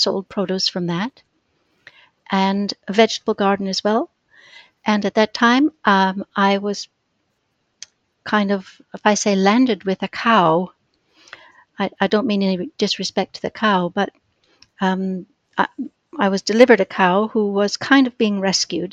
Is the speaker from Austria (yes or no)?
no; Minneapolis, Minnesota, United States; moved away as an adult; also born or lived in London, United Kingdom; now in United Kingdom; I was born in Minneapolis and lived there for my girlhood